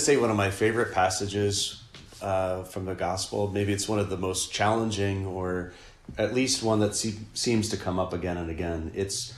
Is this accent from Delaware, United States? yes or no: yes; Delaware, United States; now in California, United States; I grew up on the East Coast in Delaware